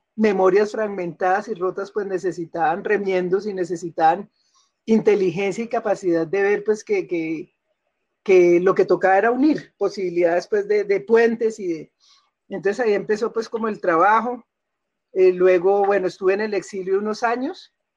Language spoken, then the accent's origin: Spanish; Bogotá, Colombia; also born or lived in Cali; yo crecí en Bogotá, mi infancia fue en Cali, pero después pues, crecí en Bogotá